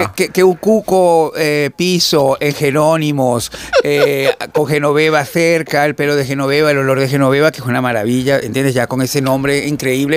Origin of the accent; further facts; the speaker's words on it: Venezuela; nosotros en Latinoamérica, como los, venezolanos